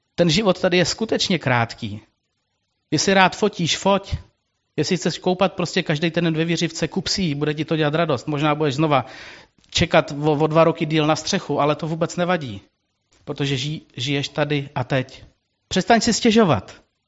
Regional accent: Czechia; jako český národ, jako Češi

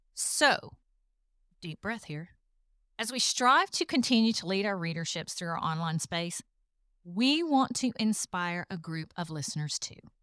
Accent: the South, United States; accent: Southern; if you haven't figured it out from the accent, I'm from the South. I still live in the South

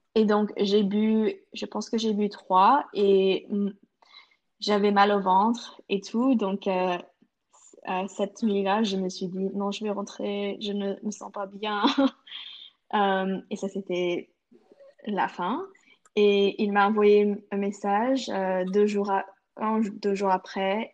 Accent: Canada

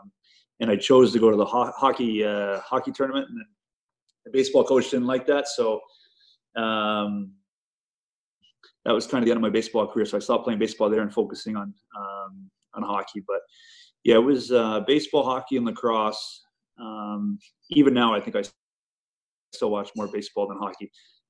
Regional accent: California, United States; especially growing up in California.

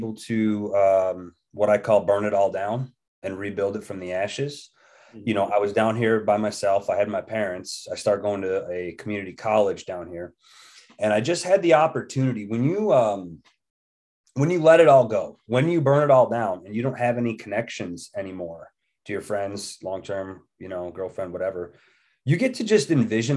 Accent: New York, United States; moved away as an adult; now in West Virginia, United States; born and raised in New York till I was about 20 years old

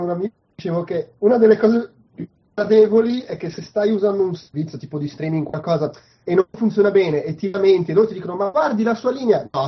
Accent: Milan, Lombardy, Italy; Io, cioè, io milanese sono abituato al delirio e anche lei Parigi è più Milano

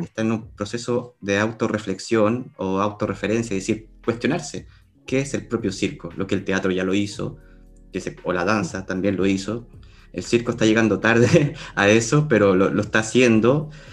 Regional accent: Chile; now in Spain; yo, en mi caso, desde Chile

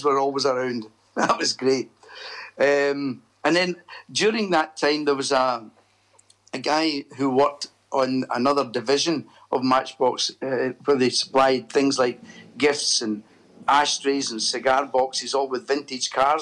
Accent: Airdrie, Scotland, United Kingdom; I was born in Airdrie, a town about 10 miles outside Glasgow, and I left Airdrie Academy at 18 in 1965

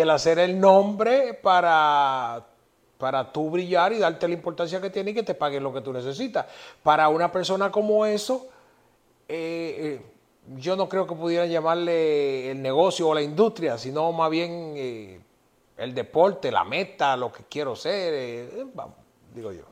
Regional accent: Yaguate, San Cristóbal, Dominican Republic; yo soy de un campo, de un pueblecito que se llama Yaguate

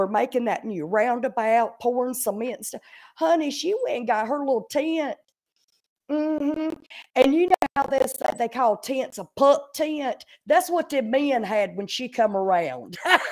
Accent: Pacolet, South Carolina, United States; I am from a small town in South Carolina called Packlet, South Carolina.

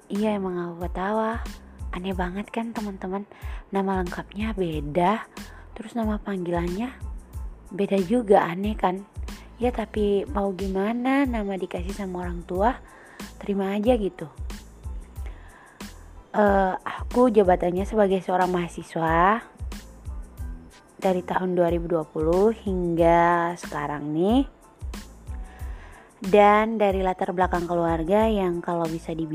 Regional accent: Maluku, Indonesia; Aku berasal dari Indonesia dong yang pastinya Indonesia Timur Tepatnya Maluku, Kepulauan K, Kabupaten Maluku Tenggara

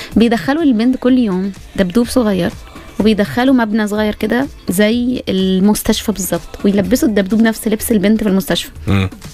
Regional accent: Tanta, Gharbia, Egypt; انا في جامعه طنطا انا من طنطا

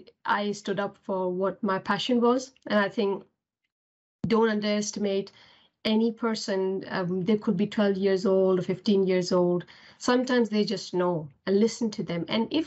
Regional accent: Pakistan; English is a second language; moved away as an adult; now in United Kingdom; So obviously I came from Pakistan to UK and I was supporting myself, although I did have a scholarship for study, but that's just not enough.

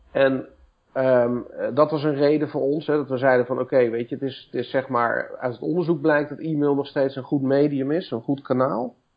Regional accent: Woudenberg, Utrecht, Netherlands; also born or lived in Amersfoort / Leusden; geboren in Amersfoort, getogen in Woudenberg

